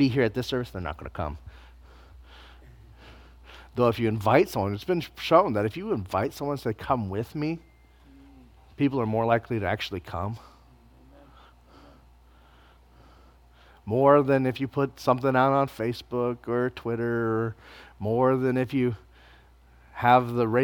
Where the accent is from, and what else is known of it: United States